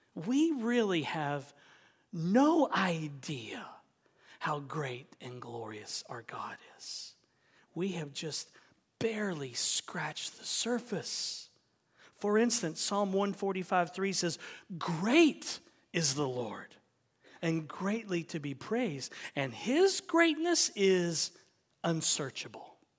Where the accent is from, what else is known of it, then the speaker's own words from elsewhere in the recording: United States; we are American